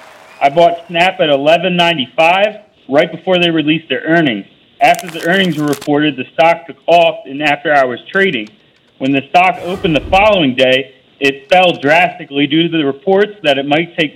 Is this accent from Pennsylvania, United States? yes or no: yes; Pennsylvania, United States; now in California, United States; I grew up in Pennsylvania.